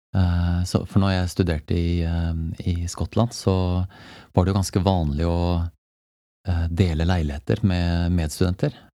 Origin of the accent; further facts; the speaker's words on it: Jessheim, Akershus, Norway; jeg er født og oppvokst på Jessheim.